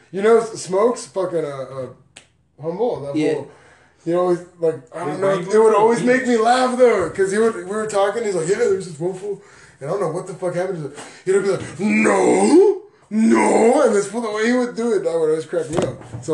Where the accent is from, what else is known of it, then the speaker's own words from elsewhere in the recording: Ireland; I'm from Ireland.